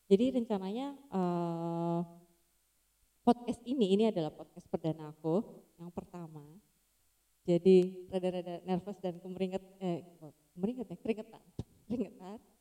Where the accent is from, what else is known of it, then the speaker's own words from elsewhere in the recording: Jakarta, Indonesia; now in Yogyakarta, Indonesia; Nah kan aku tuh eh, lahir di Jakarta, lama tinggal di Jakarta. Habis itu move out tuh Jogja.